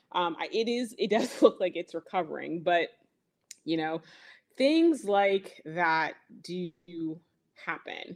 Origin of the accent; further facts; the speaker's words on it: Burlington County, New Jersey, United States; I am from Burlington County, New Jersey. That's where I garden